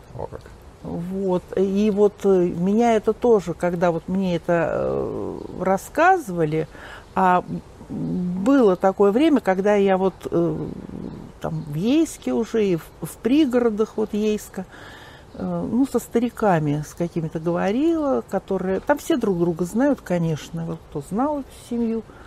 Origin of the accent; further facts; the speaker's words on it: Moscow, Russia; also born or lived in Kamyshevatskaya, Krasnodar Krai (summers); родилась-то я в Москве